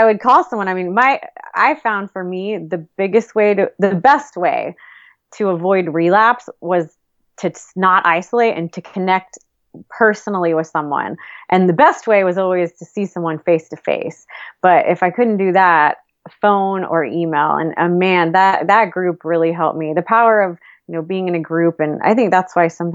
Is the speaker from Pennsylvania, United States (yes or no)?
no; Austin, Texas, United States; my hometown in Austin